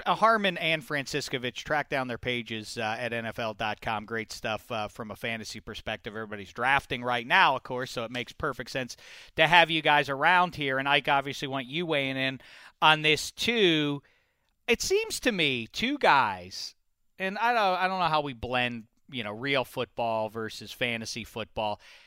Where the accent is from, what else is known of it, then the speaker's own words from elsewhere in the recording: Pittsburgh, Pennsylvania, United States; I grew up in Pittsburgh